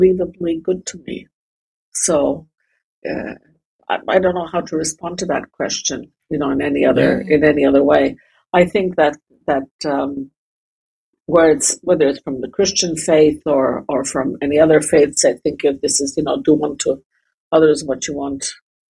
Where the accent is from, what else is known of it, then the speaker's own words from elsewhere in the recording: Canada; moved away as an adult; also born or lived in Germany; now in Riga, Latvia; I live in Riga in Latvia. I was born and I grew up in Canada. I've also spent a lot of time in Germany growing up